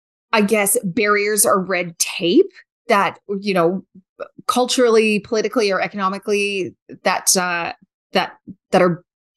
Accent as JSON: {"language": "English", "region": "Alberta", "country": "Canada", "said": "Being Canadian and being Albertan, right?"}